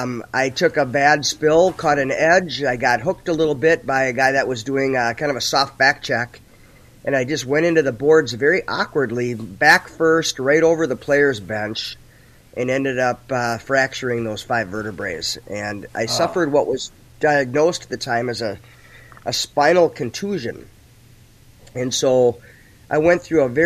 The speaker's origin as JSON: {"language": "English", "town": "St. Paul", "region": "Minnesota", "country": "United States", "tie": "born or raised there", "said": "I grew up on right on the border of Maplewood and St. Paul over near Lake Phelan"}